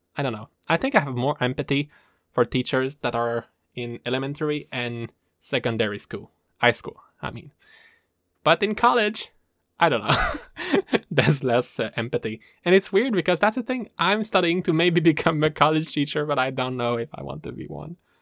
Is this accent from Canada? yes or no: yes; Canada; I am from the Maple Land, A K A Canada